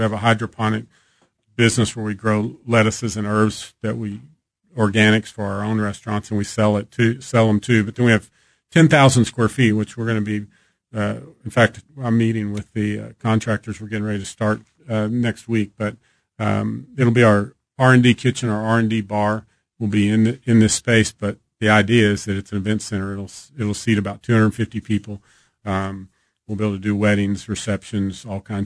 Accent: Texas, United States; now in Kansas City, United States; growing up in Texas, you know, you hear about the barbecue here

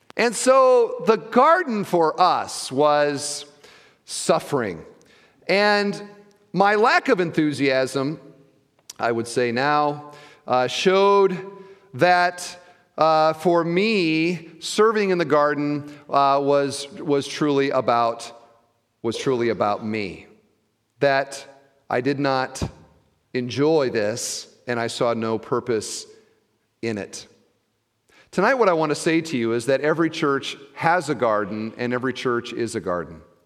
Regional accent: Iowa, United States; now in Indiana, United States; I grew up in Iowa

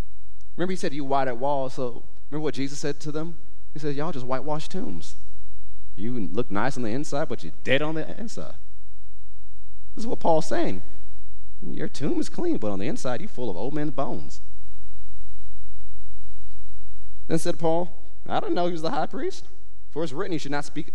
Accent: United States; I'm an American

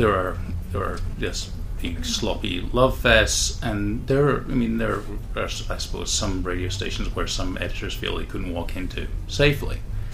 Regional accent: Scotland, United Kingdom; There's that joke about, I'm from Scotland, you know, this Scottish Alzheimer's where you forget everything except the grudges.

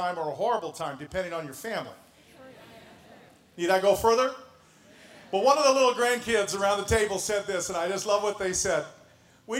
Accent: Canada; moved away as an adult; now in Indianapolis, United States; So was

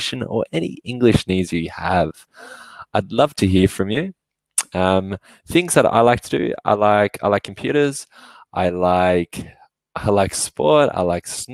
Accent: Australia; now in Melbourne, Australia; I'm from Australia. I live in a city called Melbourne.

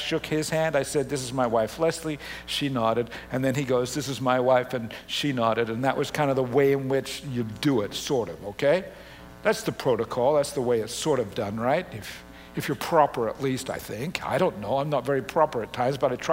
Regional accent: Australia; moved away; also born or lived in Canada; Having grown up in Australia and Canada, you know, particularly as a kid in Australia

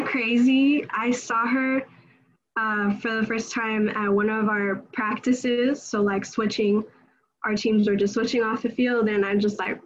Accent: California, United States; moved away as an adult; we're both from California

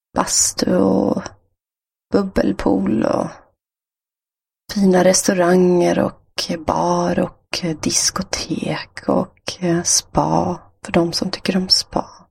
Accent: Stockholm, Stockholm County, Sweden; Stockholm där jag kommer ifrån har ju väldigt mycket vatten runt omkring.

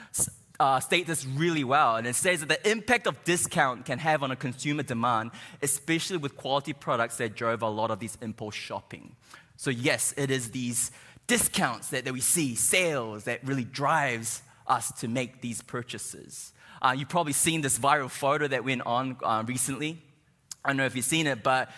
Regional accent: New Zealand; moved away as an adult; now in United States; I'm not from here. I'm from New Zealand, and I've been here maybe like 6 months now

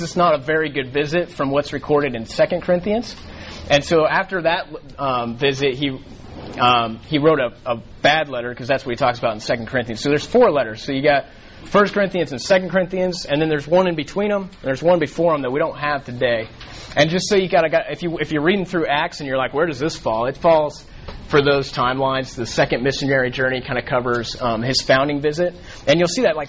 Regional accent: Colorado, United States; moved away as an adult; now in Dallas, United States; I grew up in Colorado

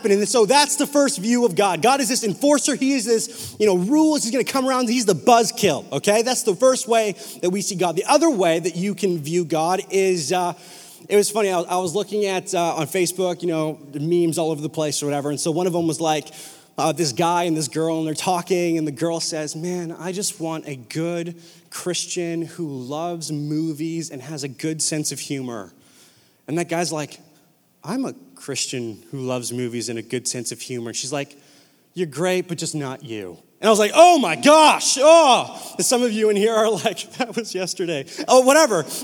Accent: Whalley, British Columbia, Canada; I grew up in Whalley, super ghetto elementary school.

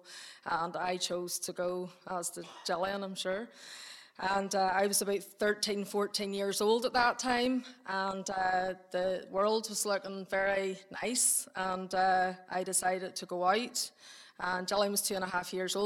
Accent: Ballymena, Northern Ireland, United Kingdom; I was born and bred in Ballymena, and I still live in Ballymena on the Ballymoney Road

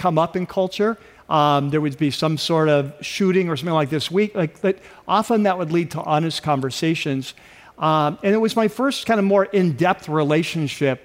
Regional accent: North San Diego County, California, United States; I grew up in North San Diego County, which was fairly rural at the time

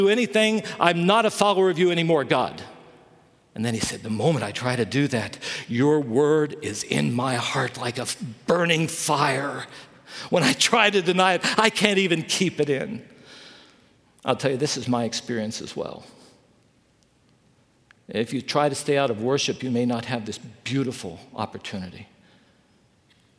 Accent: West Virginia, United States; also born or lived in Chicago; now in Southern California, United States; I grew up in West Virginia

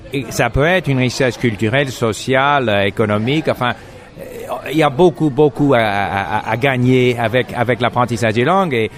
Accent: Montreal, Quebec, Canada; first language English; French is a second language; Moi, je suis anglophone, j'ai grandi à Montréal, je parlais pas français

